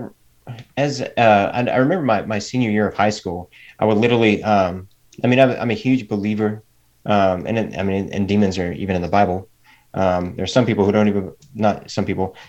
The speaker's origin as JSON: {"language": "English", "region": "East Tennessee", "country": "United States", "tie": "born or raised there", "also_born_or_lived": "Missouri", "said": "we moved to Missouri to get closer to her children. And then I was there for about 3 years. And then I wanted to finish high school in East Tennessee"}